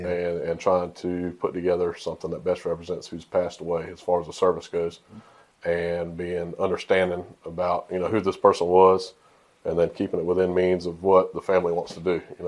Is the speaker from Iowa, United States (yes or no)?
no; Tallahassee, Florida, United States; born there; All my family was from over in the Panhandle, mm-hmm. South of Tallahassee, Wilcola County, and I was born there in Tallahassee, and we moved not long after I was born, but.